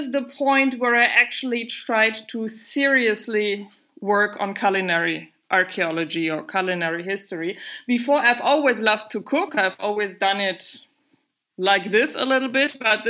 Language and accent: English; Germany; moved away as an adult; also born or lived in Syria / Egypt / southern Italy; now in Italy; I am originally from Germany, but I haven't lived in Germany for many, many years. And instead, I've been living a little bit around the world in several countries in the Middle East and in Africa as well.